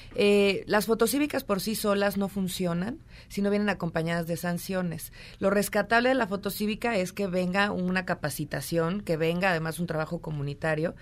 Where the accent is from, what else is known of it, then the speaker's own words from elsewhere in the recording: Mexico; como mexicanos